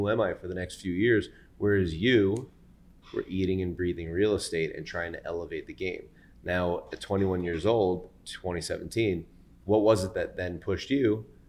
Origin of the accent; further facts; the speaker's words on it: New York, United States; almost 36 years of my life as a New Yorker.